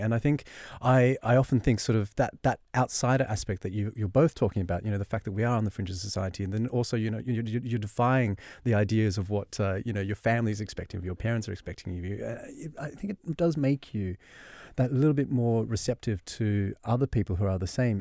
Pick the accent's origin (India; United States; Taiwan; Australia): Australia; accent: Australian; And so I grew up in Australia. You can spot the Australian accent